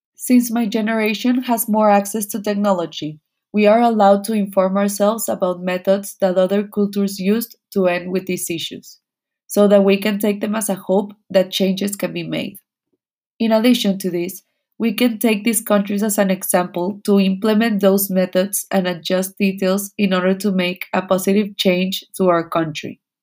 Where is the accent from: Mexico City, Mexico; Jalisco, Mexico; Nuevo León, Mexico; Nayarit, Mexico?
Nuevo León, Mexico; Monterrey; I was born and raised in Monterrey, Nuevo León